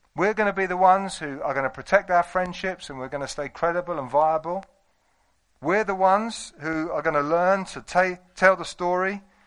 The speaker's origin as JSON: {"language": "English", "country": "United Kingdom", "said": "we're British"}